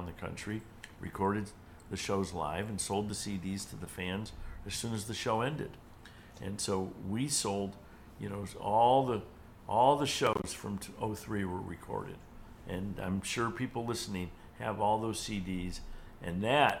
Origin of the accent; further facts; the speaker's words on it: Cleveland, Ohio, United States; Cleveland's my hometown, and I'd been doing events there forever